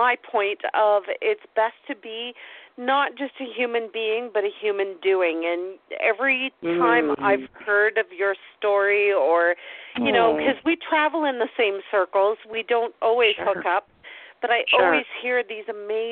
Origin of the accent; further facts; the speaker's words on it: Canada; I'm Canadian